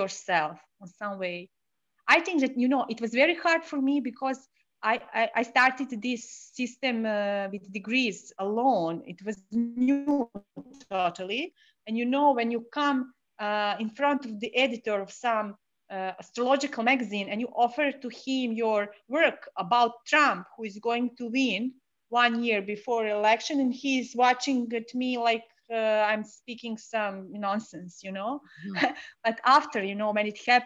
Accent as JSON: {"language": "English", "country": "Serbia", "said": "… is an old Slavic name because I'm from Serbia"}